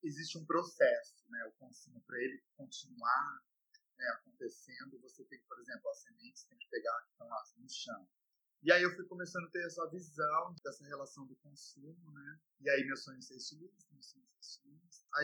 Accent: Campinas, São Paulo, Brazil; eu nasci em Campinas, vivo lá desde que eu nasci

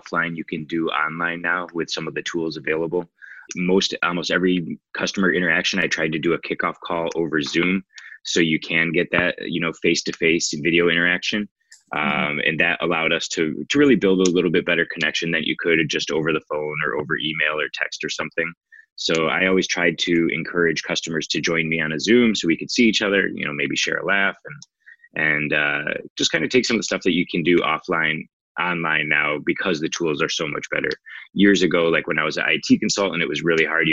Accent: Michigan, United States; moved away as an adult; now in San Diego, United States; I grew up in Michigan

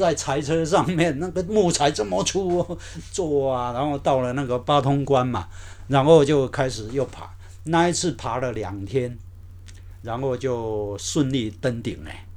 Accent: Ruifang, New Taipei, Taiwan; moved away as an adult; 我高中是练瑞芳高弓，嗯哼。是练那个土木科的

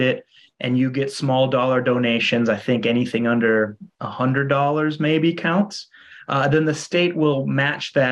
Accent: Minnesota, United States; moved away as an adult; also born or lived in Iowa; now in Hawaii, United States; I'm from Minnesota originally. And then went to school in Iowa

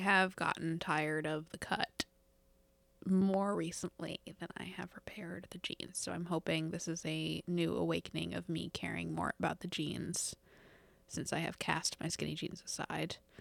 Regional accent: East Coast, United States; growing up on the East Coast

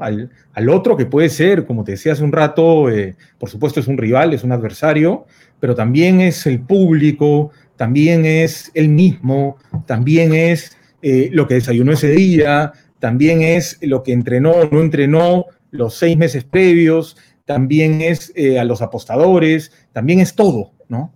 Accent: Peru; como muchos peruanos

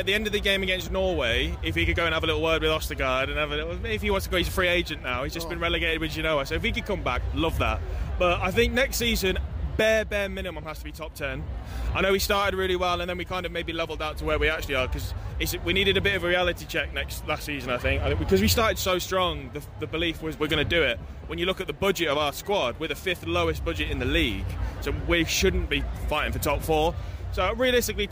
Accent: Coventry, West Midlands, United Kingdom; From Coventry. Grew up in Orsley. Went to Bishop Ullathorne. So, yeah, born and raised

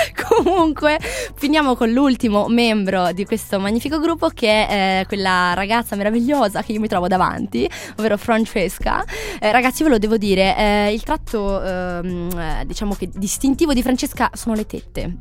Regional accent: Pietra Ligure, Liguria, Italy; io non sono di Genova, io sono del paesino vicino, di Pietra Ligure

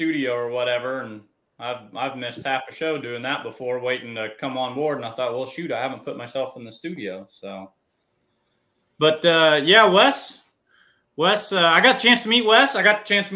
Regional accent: Missouri, United States; And us that are above I-70, we're from Missouri.

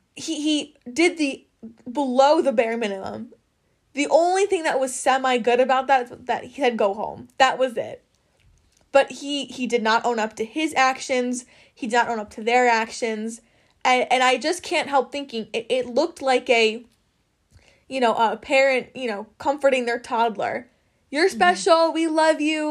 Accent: Wisconsin, United States; we're from Wisconsin

